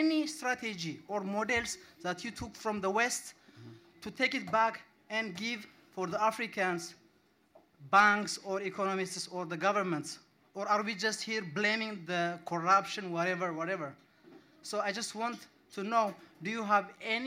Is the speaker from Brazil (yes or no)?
no; Ethiopia; moved away as an adult; now in Norway; I'm from Ethiopia. I've lived in Norway for 6 years.